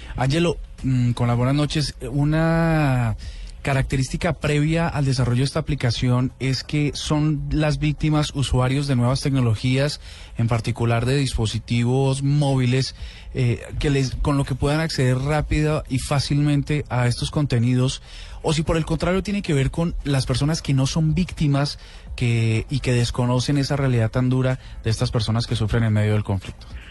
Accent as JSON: {"language": "Spanish", "country": "Colombia", "said": "como colombiano"}